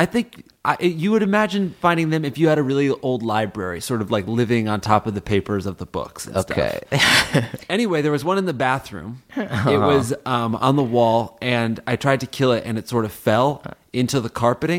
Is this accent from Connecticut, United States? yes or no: yes; Connecticut, United States; I'm from Connecticut